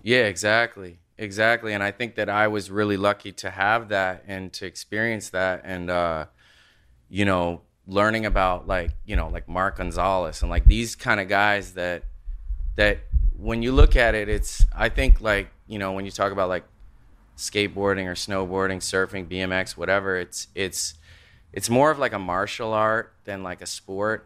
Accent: Nova Scotia, Canada; I grew up in Nova Scotia, like, out in the country

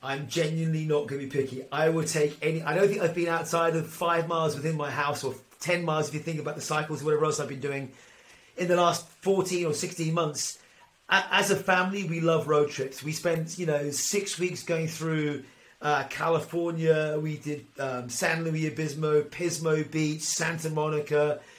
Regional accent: Ireland; As an Irishman

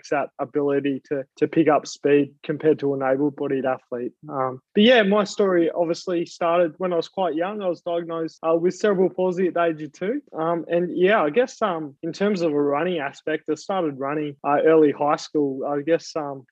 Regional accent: Australia; I'm an Australian Paralympian

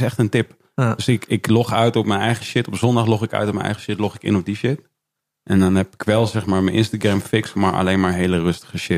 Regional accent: Leusden, Utrecht, Netherlands; ik kom uit Leusden

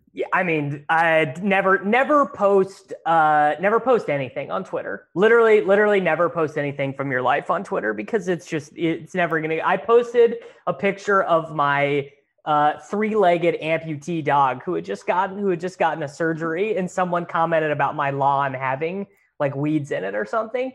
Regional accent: Kansas, United States; I grew up playing in Kansas

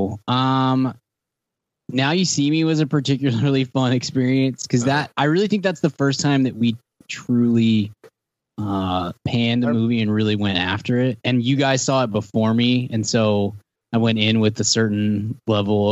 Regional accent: Canada; we're Canadian

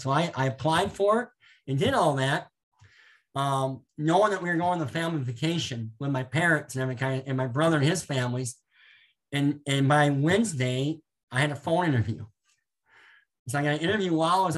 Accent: Orange City, Iowa, United States; moved away as an adult; also born or lived in Carroll, Iowa; now in Pella, United States; I grew up in Orange City

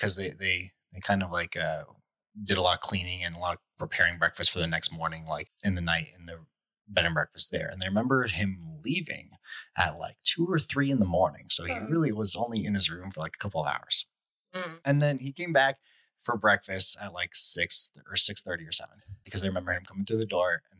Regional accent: Arizona, United States; I grew up in Arizona. There really are no basements in Arizona

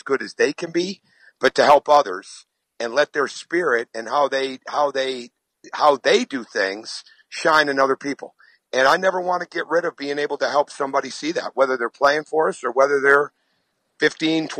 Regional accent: Michigan, United States; I grew up in Michigan

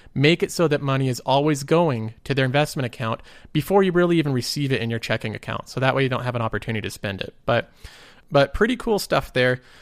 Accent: United States; I'm also American

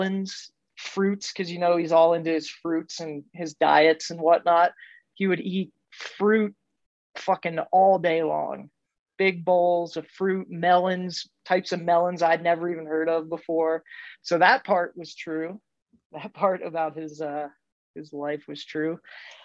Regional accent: central Pennsylvania, United States; I grew up in Pennsylvania, central PA, like Amish farmland

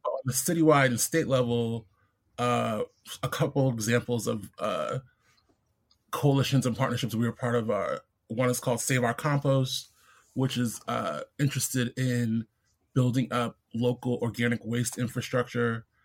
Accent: New York City, New York, United States; also born or lived in Brooklyn; I'm born and raised in in Queens

